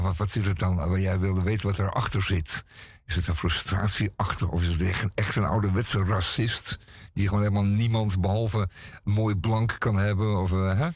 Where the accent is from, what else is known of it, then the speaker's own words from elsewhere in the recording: Amsterdam, North Holland, Netherlands; als Amsterdammer